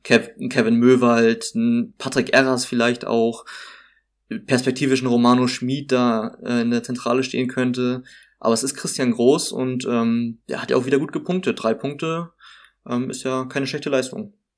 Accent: Hamburg, Germany; moved away as an adult; now in Greifswald, Germany; ursprünglich komme ich, komm ich tatsächlich aus Hamburg

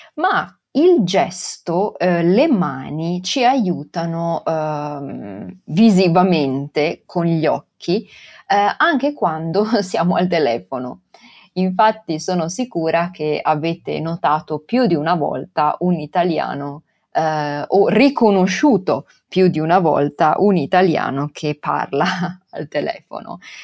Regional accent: Venice, Veneto, Italy; accent: Venetian dialect; first language Venetian; io sono nata e cresciuta a Venezia e tutta la mia famiglia parla il dialetto veneziano.

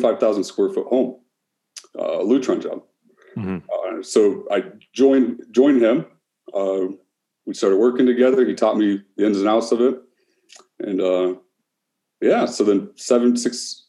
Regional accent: Canton, Ohio, United States; moved away as an adult; now in Cleveland, United States; I'm originally from Canton, Ohio. Just recently moved to Cleveland, Ohio

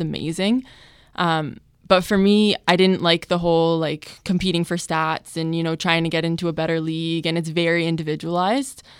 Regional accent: Hamilton, Ontario, Canada; my family and my friends and my hometown

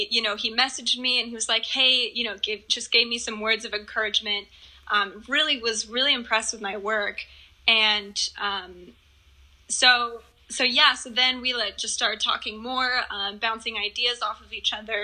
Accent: Northeast Oregon, United States; I grew up in Northeast Oregon, where Native Americans are heavily present

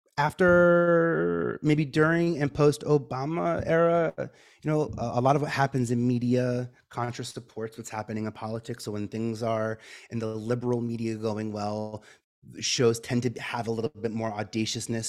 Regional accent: New York City, New York, United States; I'm from Staten Island

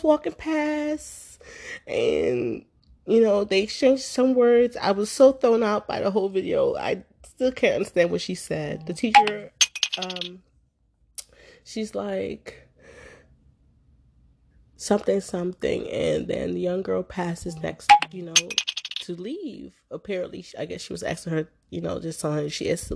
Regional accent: Philadelphia, Pennsylvania, United States; growing up in Philadelphia

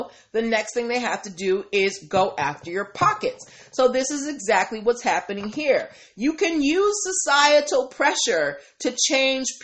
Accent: Boston, Massachusetts, United States; now in Hyattsville, United States; I am a Patriots girl, born and raised in Boston

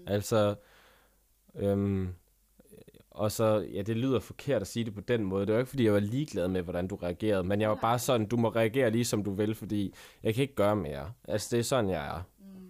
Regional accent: Vejle, Southern Denmark, Denmark; jeg er jo fra Vejle

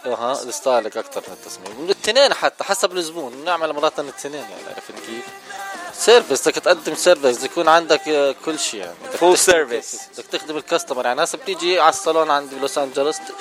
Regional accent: Jordan; also born or lived in Lebanon; now in Orange County, United States; انا من الاردن

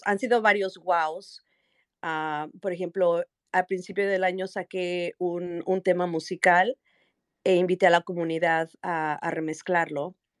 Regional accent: Mexico City, Mexico; soy originaria de la Ciudad de México

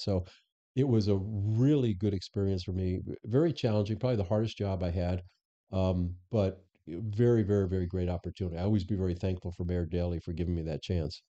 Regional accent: Florida, United States; also born or lived in Chicago; now in Arizona, United States; I'm actually born and raised in Florida

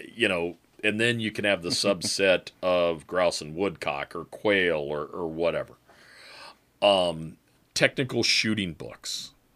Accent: Michigan, United States; I was from Michigan

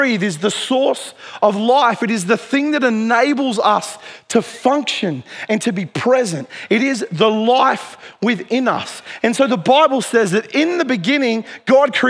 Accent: Dubbo, New South Wales, Australia; When I was a teenager growing up in Dubbo

